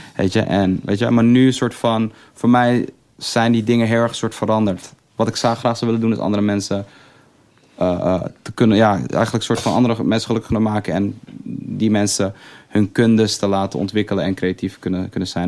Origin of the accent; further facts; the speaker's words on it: Amsterdam, North Holland, Netherlands; ik zeg dat ik uit Amsterdam kom